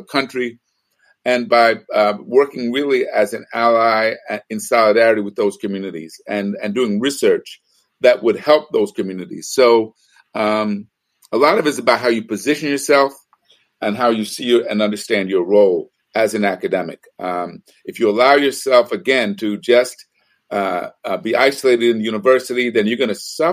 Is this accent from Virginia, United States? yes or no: no; New York City, New York, United States; moved away; also born or lived in Bay Area, California / Los Angeles, United States; I was involved in my community first as a young person growing up in New York City and then in the Bay Area.